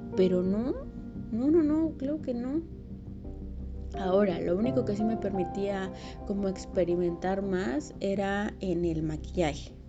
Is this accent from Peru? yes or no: no; Mexico; moved away as an adult; also born or lived in Mexico City; Cuando yo recién me fui a la Ciudad de México, obviamente era foránea